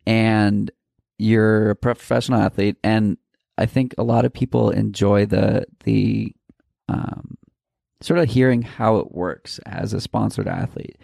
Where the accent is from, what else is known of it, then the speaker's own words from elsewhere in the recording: Boston, Massachusetts, United States; I'm from Boston